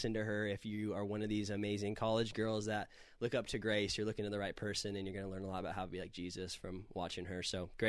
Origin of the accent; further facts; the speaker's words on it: California, United States; Growing up in California, I would give anything for $5 gas.